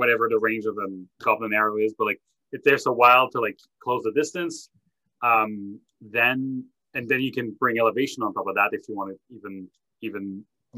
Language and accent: English; Canada; I'm French Canadian